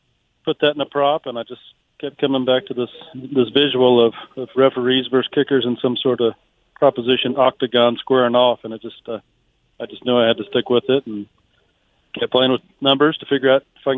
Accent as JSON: {"language": "English", "town": "Springfield", "region": "Missouri", "country": "United States", "said": "I'm out of the Springfield, Missouri area."}